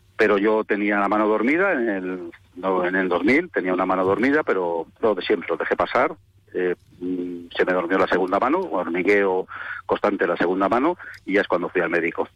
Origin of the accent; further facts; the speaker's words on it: Bilbao, Basque Country, Spain; moved away as an adult; now in Málaga, Spain; yo no soy de Jerez, resido en Málaga, nací en Bilbao, me vine con 25 años a Málaga